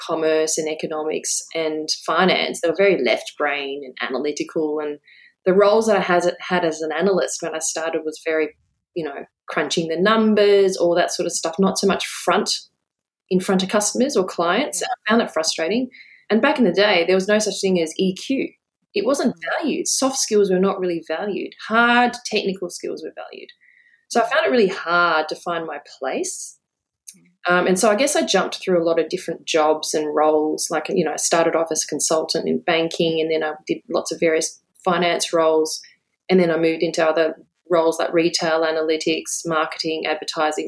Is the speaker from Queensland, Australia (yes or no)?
yes; Brisbane, Queensland, Australia; moved away as an adult; also born or lived in Hong Kong / Adelaide; now in Sydney, Australia; I grew up in Adelaide, and then we moved to Brisbane, and I did most of my schooling and university in Brisbane